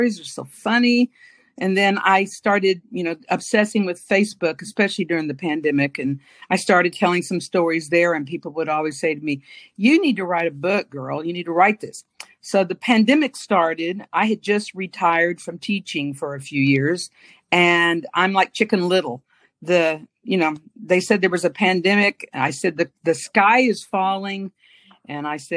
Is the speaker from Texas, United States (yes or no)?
yes; Dallas, Texas, United States; From Dallas, born and raised in Dallas. Grew up here